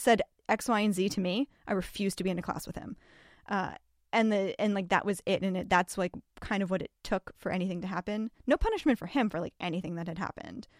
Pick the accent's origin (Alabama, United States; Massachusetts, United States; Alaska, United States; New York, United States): Massachusetts, United States; I grew up in Massachusetts